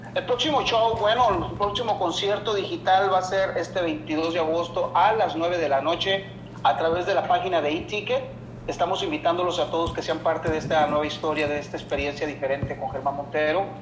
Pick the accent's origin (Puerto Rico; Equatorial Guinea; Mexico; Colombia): Mexico; Los Mochis, Sinaloa; Yo soy un cantante nacido y criado en Los Mochis, Sinaloa